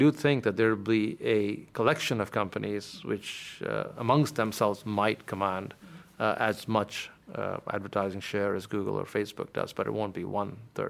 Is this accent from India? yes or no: yes; India; In the mid-80s, when you were growing up in India, if you wanted to get somewhere in life, you had a choice of being an engineer or being a doctor.